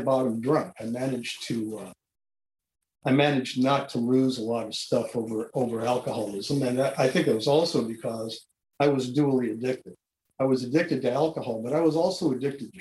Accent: San Diego, California, United States; I was born in San Diego, California in 1945 to a non-religious Jewish family who didn't drink

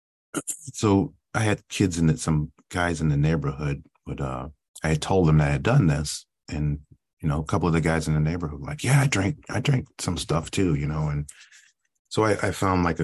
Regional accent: Cleveland, Ohio, United States; I grew up in Cleveland, Ohio, and youngest of three.

